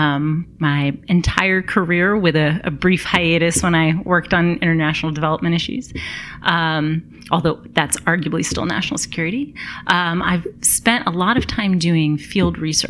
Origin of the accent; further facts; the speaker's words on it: United States; being an American